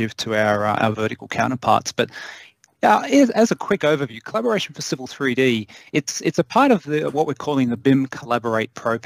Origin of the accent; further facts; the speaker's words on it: Australia; moved away as an adult; now in United States; originally, I'm born and bred in Australia.